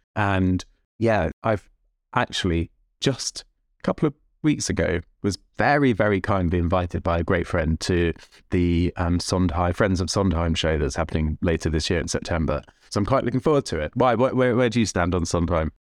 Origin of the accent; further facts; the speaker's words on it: London, United Kingdom; also born or lived in Bushey Heath / Tokyo; I grew up in Jewish Northwest London